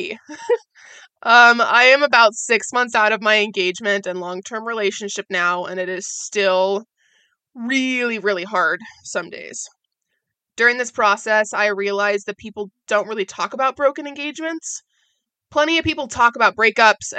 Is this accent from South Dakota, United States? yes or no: no; Oregon, United States; moved away as an adult; also born or lived in Orlando, Florida; I was born and raised in Oregon